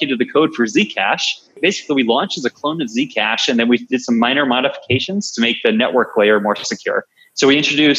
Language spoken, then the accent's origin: English; Long Island, New York, United States; I'm a New Yorker, from back in the day where I grew up on Long Island, New York